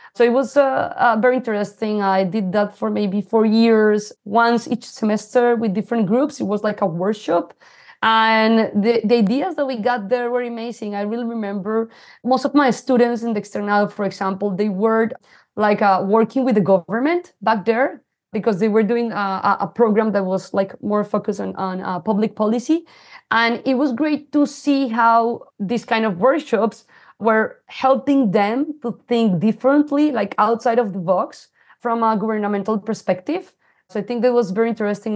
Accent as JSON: {"language": "English", "country": "Colombia", "tie": "born or raised there", "also_born_or_lived": "Singapore", "accent": "Latino", "second_language": "English", "moved": "as an adult", "said": "I, I am, uh, originally from Colombia. I was born in a small city. It's the coffee region"}